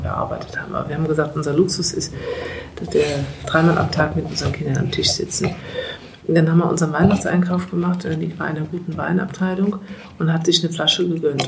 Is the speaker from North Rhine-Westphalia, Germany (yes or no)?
no; Eifel, near Mayen, Rhineland-Palatinate, Germany; moved away as an adult; now in Moselle, Germany; ich komme aus der Eifel, aus der Nähe von Main